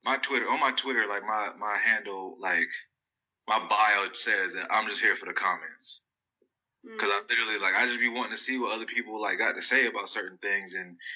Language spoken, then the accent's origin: English; New Jersey, United States; Yeah, I'm from Jersey, but I'm in the South now.